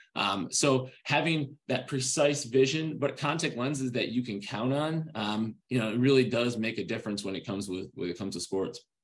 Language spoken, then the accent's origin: English; Rochester, New York, United States; growing up in Rochester, New York.